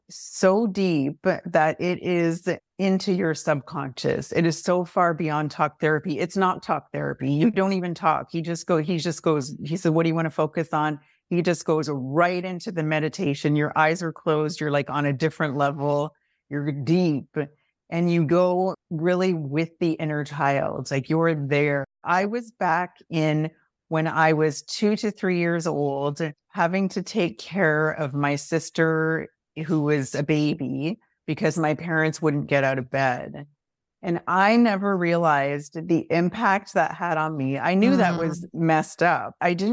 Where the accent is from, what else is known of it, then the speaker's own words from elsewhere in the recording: Canada; because I'm Canadian and I'm in Toronto now.